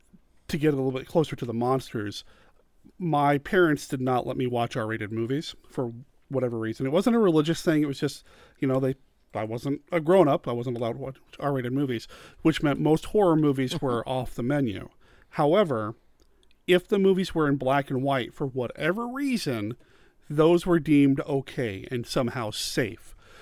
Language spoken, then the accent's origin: English; Wyoming, United States; also born or lived in Arizona / Washington / Montana; I don't remember my time growing up in Arizona, which is where I was born, but my earliest memories are from Washington. Spent some time there, moved to Montana, and then ultimately Wyoming